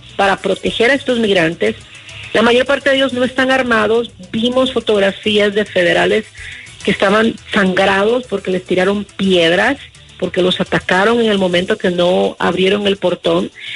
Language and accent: Spanish; Honduras; como hondureña